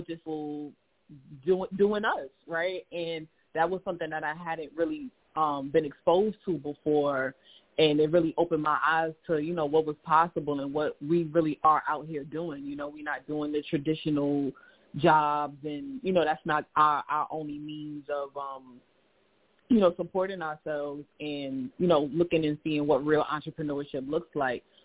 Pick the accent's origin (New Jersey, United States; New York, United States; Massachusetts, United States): New York, United States; New York City; I am also from Queens, New York